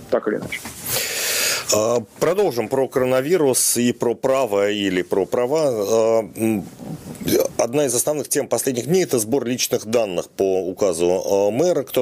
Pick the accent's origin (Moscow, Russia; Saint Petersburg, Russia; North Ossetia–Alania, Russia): Moscow, Russia; Это я вам как москвич скажу.